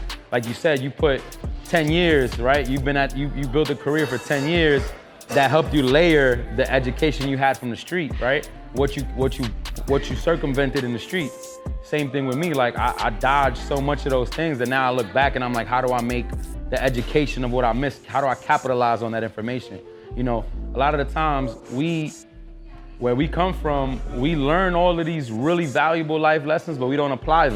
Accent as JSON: {"language": "English", "town": "New York City", "region": "New York", "country": "United States", "tie": "born or raised there"}